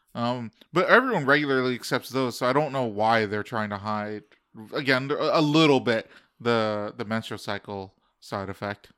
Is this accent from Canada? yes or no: yes; Canada; also born or lived in United States; And we're in Canada